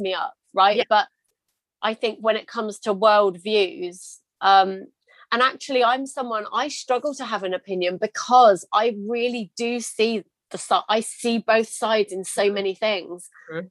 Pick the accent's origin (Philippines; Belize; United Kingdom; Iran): United Kingdom; I'm British